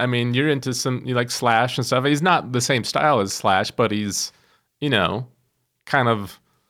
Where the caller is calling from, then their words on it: Cedar Rapids, Iowa, United States; I'm calling from Cedar Rapids, Iowa, and I'm calling on behalf of a guitar magazine called Premier Guitar.